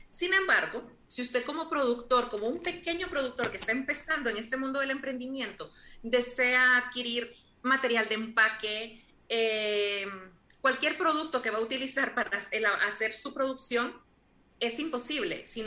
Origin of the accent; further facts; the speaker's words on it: Honduras; yo como hondureña me siento tremendamente Em, orgullosa de un país que produce uno de los mejores cacaos del mundo.